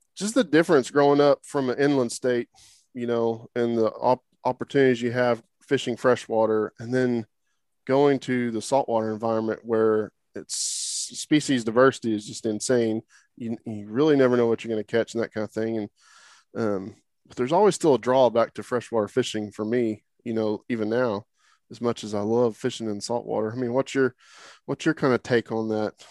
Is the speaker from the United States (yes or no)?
yes; Oklahoma, United States; moved away; I grew up in Oklahoma